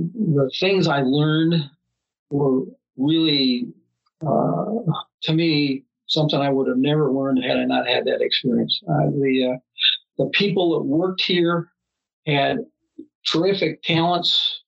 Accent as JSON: {"language": "English", "town": "Minneapolis", "region": "Minnesota", "country": "United States", "said": "We came from Minneapolis, St. Paul, which probably had one of the first malls in the country, and that was her thing, was shopping malls."}